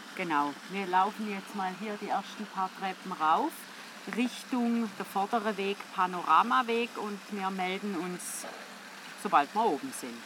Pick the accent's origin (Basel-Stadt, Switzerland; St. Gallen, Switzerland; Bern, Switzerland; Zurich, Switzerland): St. Gallen, Switzerland; als St. Galler